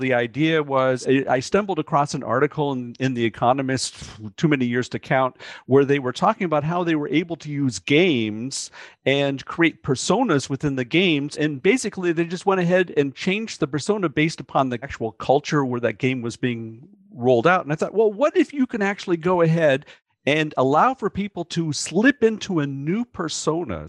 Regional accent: United States; growing up in the United States where people come from everywhere

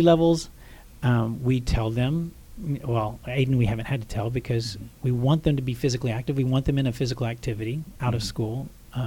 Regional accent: Texas, United States; I grew up in Texas where people were in pads

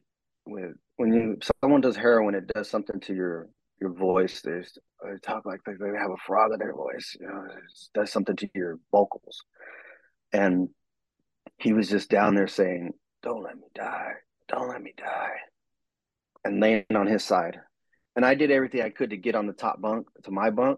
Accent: Southern California, United States; I was from Southern California.

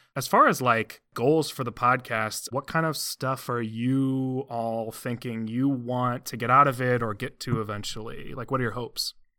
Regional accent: Cleveland, Ohio, United States; I hail from and currently live in the Cleveland area

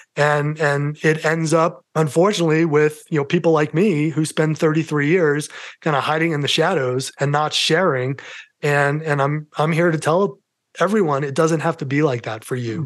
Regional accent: New York City, New York, United States; accent: New York; moved away as an adult; now in Colorado, United States; my New York accent

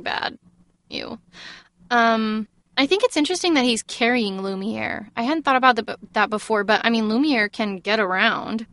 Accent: Texas, United States; I'm from Texas

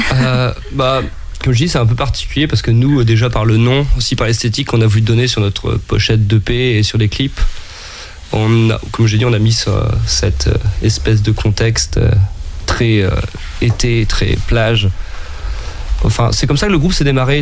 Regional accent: Brest, Brittany, France; je viens de Brest, donc euh, la vie côtière, c'est un peu le, le, cadre dans lequel j'ai grandi

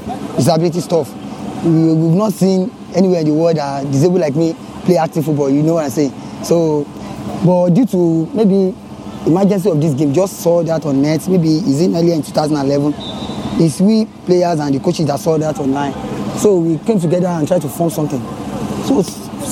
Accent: Lagos, Nigeria; also born or lived in Osun State; I am from Osun State. I was born here in Lagos.

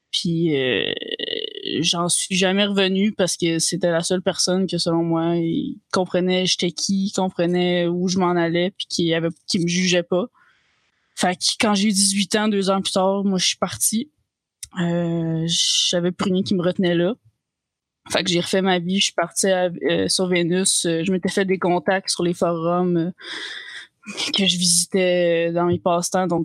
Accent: Italy; French is a second language; Je suis italienne et j'ai 26 ans. Je ferai pas d'accent tout le long parce que...

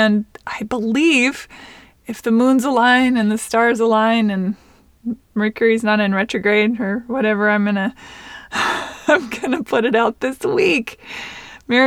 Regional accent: Seattle, Washington, United States; I grew up in Seattle

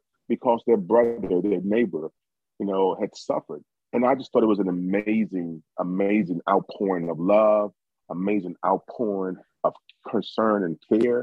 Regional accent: Lexington, Virginia, United States; I'm from Lexington

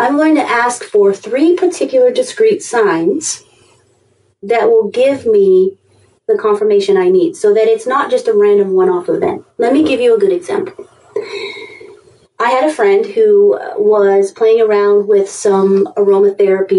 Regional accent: England, United Kingdom; now in United States; I grew up in England

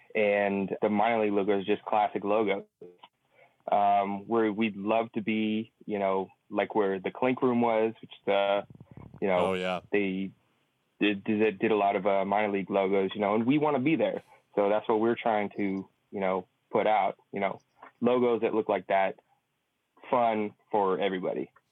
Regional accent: San Francisco, California, United States; We're both from San Francisco, both from the Bav

